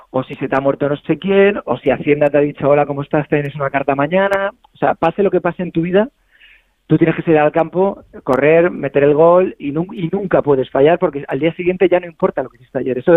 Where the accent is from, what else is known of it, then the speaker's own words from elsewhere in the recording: Madrid, Community of Madrid, Spain; yo es que nací en San Blas, ¿sabes? Ah, bueno. soy, muy de, soy muy de barrio.